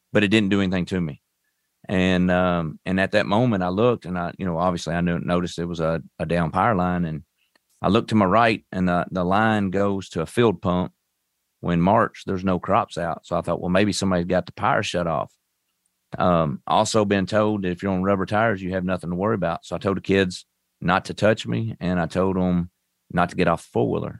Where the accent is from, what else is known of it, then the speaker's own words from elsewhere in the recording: Owensboro, Kentucky, United States; I'm from Owensboro, Kentucky. uh, right on Western Kentucky, basically. Um, I was raised up on a farm